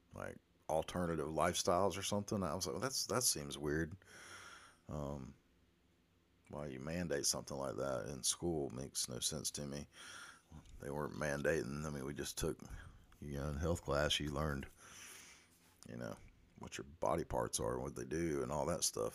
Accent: the South, United States; I am a Southerner

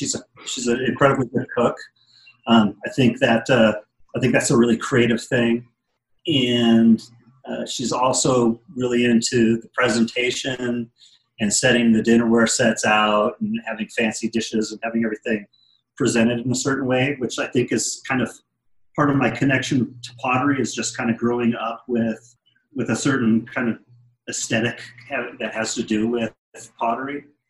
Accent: Wisconsin, United States; born there; I was born in Wisconsin, and then my dad worked for the government, so I moved kind of all over the place.

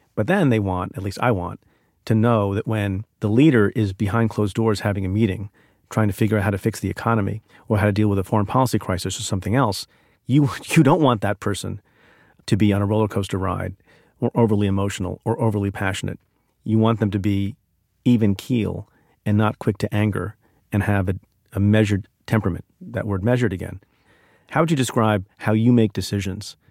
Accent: New Jersey, United States; also born or lived in India; I'm an immigrant. My family's uh, family of immigrants from India, and we grew up in New Jersey

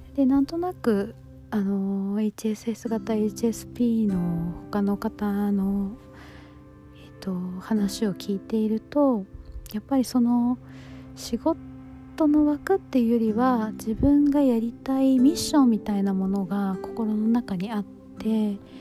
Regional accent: United States; also born or lived in Japan; アメリカで育っ

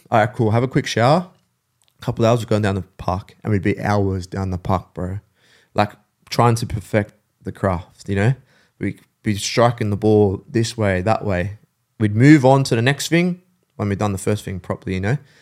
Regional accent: St Marys, New South Wales, Australia; also born or lived in England; I grew up in Saint Mary's

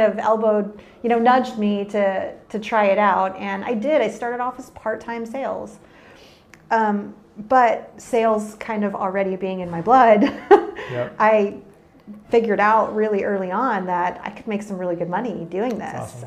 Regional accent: San Antonio and Austin area, Texas, United States; moved away as an adult; now in California, United States; I was born and raised in Texas and grew up around the San Antonio and Austin area

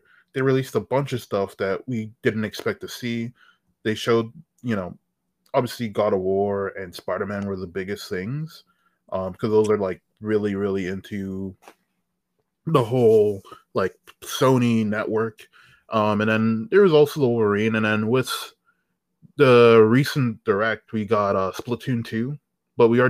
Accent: Toronto, Ontario, Canada; I'm from the outskirts of Toronto

